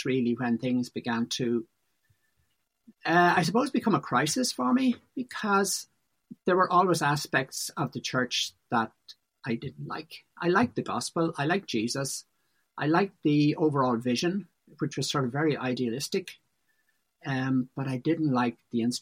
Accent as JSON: {"language": "English", "town": "Malahide", "region": "Leinster", "country": "Ireland", "tie": "born or raised there", "moved": "as an adult", "lives_now": "Inishmore, Ireland", "said": "both my wife and I are from Dublin. I grew up in Malahide."}